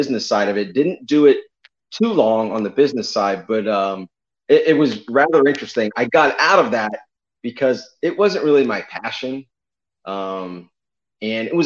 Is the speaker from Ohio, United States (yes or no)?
yes; North Canton, Ohio, United States; now in Tampa, United States; I originally grew up in North Canton, Ohio, in Stark County, Northeast Ohio. But I've been in Florida